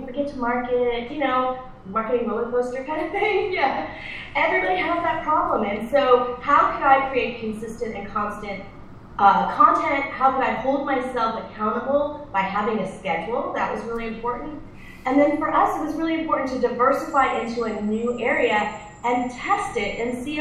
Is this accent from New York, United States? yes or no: no; Connecticut, United States; also born or lived in Northern California / Southern California; now in California, United States; I'm from Connecticut originally